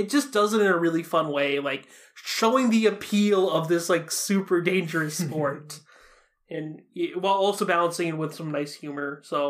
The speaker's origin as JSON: {"language": "English", "country": "Japan", "said": "And I'm from Japan. I feel like sometimes its humor kind of goes over my head because of how Japanese-centric it is"}